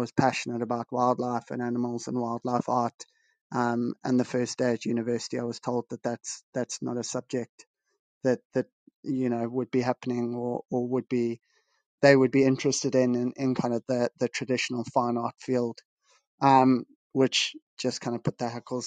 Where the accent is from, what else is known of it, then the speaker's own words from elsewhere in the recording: Bulawayo, Zimbabwe; moved away as an adult; I was born and raised in Zimbabwe, lived in the second largest city, Bulawayo, for 18 years.